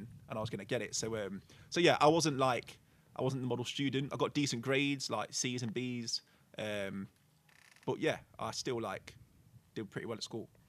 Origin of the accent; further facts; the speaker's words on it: Burton upon Trent, West Midlands, United Kingdom; I live in Stretton, so like I've lived there my whole life